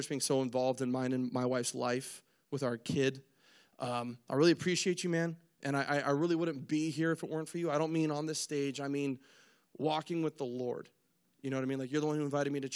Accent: Spokane, Washington, United States; moved away; also born or lived in Lewiston, Idaho; I'm from Spokane, Washington, originally moved across the border over to Idaho, you know, Lewiston

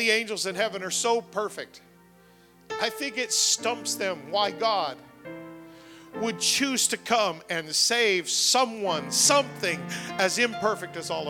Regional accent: Canada; I'm Canadian

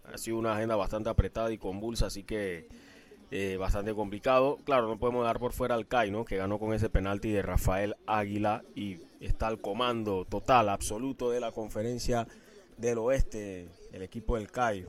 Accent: Panama; Somos panameños

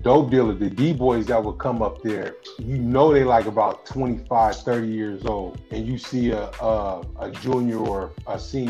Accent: Foster City, California, United States; I was coming from Foster City in San Mateo

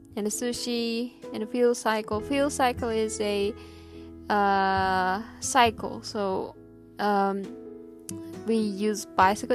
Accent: Chiba, Japan; I'm from Chiba

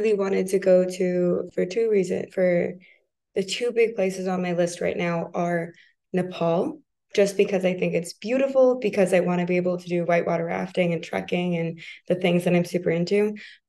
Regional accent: United States; now in France; I had the opportunity to, as an American in France, you're like, oh my God, I have to go everywhere. I'm in Europe.

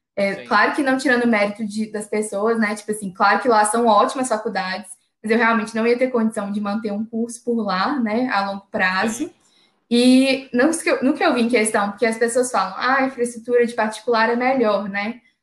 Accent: Belo Horizonte, Minas Gerais, Brazil; eu sou de BH

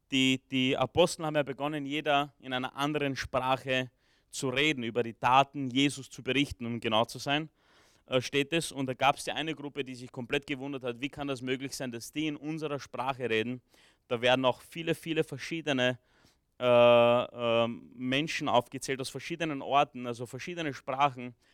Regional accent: Romania; born there; ich bin in Rumänien geboren, ich kann ein bisschen Rumänisch, ich habe Rumänisch äh, von zu Hause noch mitgelernt, ja, also ich habe zwar immer oft auf Deutsch zurückgesprochen

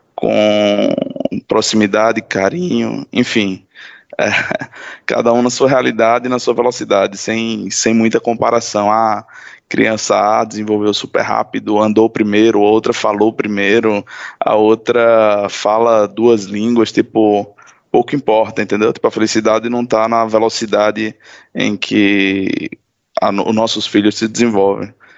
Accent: Natal, Rio Grande do Norte, Brazil; moved away as an adult; eu sou natural de Natal, no Rio Grande do Norte, e saí do, do meu estado já há quase 10 anos.

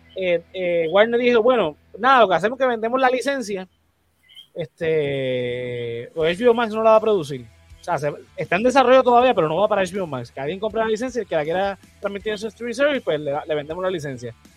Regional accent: Puerto Rico; nosotros como puertorriqueños

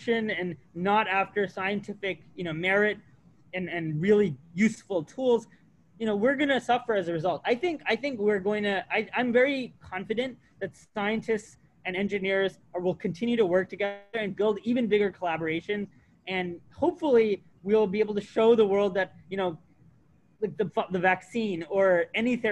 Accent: United States; moved away as an adult; also born or lived in Massachusetts; I grew up on the Alabama-Georgia border

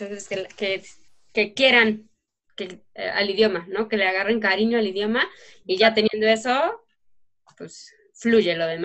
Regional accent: Mexico; accent: Mexican; yo sentía que cuando yo hablaba inglés, pues sí, se escuchaba muy mexicano, que se escuchaba mal, que se escuchaba feo

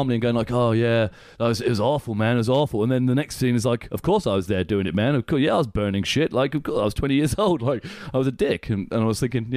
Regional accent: England, United Kingdom; I'm English

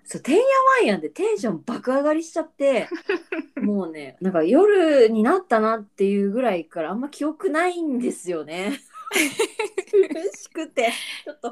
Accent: Chiba, Japan; シンプルな千葉出身

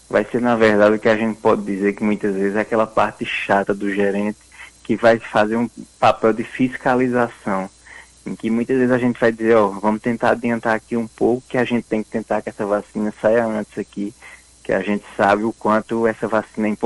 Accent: Northeast Region, Brazil; que a gente, como bom nordestino, diz que é um nome enfeitado, né?

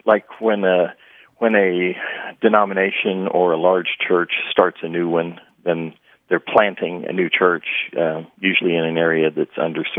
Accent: Midwest, United States; now in Cedar Hill, United States; I grew up in the Midwest

